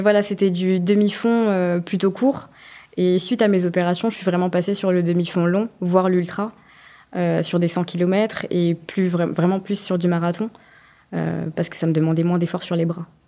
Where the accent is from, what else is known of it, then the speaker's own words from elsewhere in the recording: France; j'étais la première française